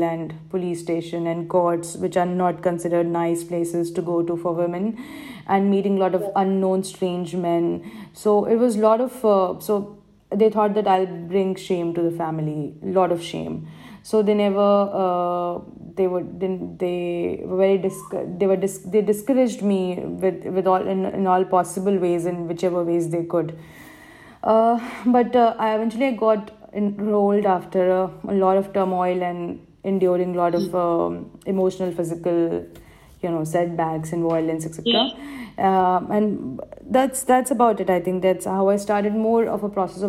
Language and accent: English; Madhya Pradesh, India; first language Hindi; English is a second language; moved away as an adult; now in United Arab Emirates; I was born and raised in Madhya Pradesh, a state of India.